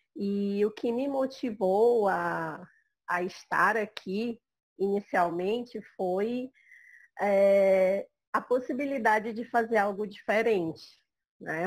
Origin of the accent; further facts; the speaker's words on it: Manaus, Amazonas, Brazil; eu sou de Manaus, Amazonas.